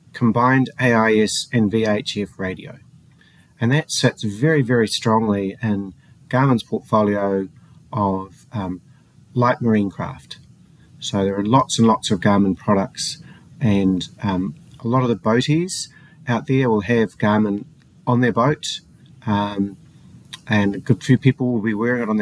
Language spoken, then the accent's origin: English; New Zealand; also born or lived in Colorado, United States; I'm a New Zealander, so I live quite a far away in the bottom of the Southern Ocean